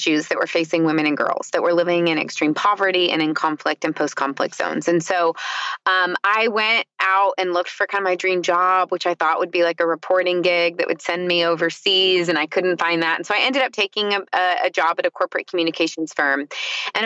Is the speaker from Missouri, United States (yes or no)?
yes; just outside of St. Louis, Missouri, United States; moved away as an adult; also born or lived in Uganda; now in Portland, United States; So I am actually from Missouri. So I grew up just outside of St. Louis